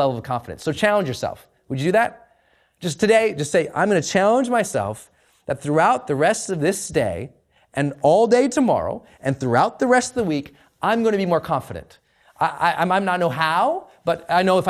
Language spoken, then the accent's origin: English; Montana, United States; I'm from Montana